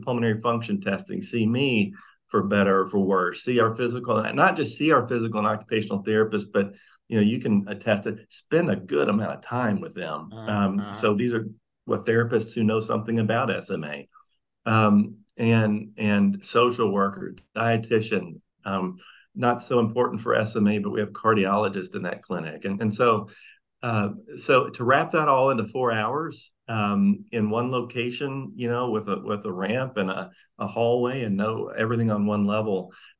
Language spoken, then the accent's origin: English; Mississippi, United States; moved away as an adult; also born or lived in North Carolina; now in Hillsborough, United States; I'm from Mississippi